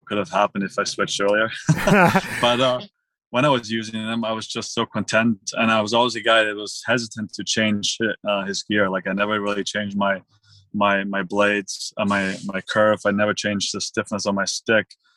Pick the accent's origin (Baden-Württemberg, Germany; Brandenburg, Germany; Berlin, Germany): Baden-Württemberg, Germany; Villingen-Schwenningen; moved away; I'm from Germany, Schwenningen